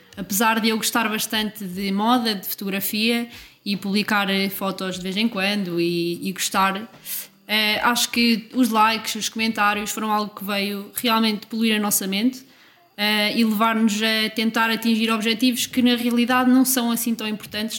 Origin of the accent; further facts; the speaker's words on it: Coimbra, Centro, Portugal; tenho dezoito anos e sou de Coimbra